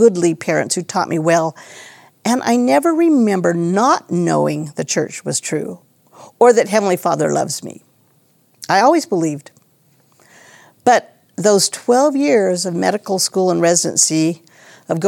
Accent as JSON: {"language": "English", "region": "Idaho", "country": "United States", "tie": "born or raised there", "also_born_or_lived": "San Antonio, Texas", "said": "I grew up in Idaho. I'm a Idaho girl."}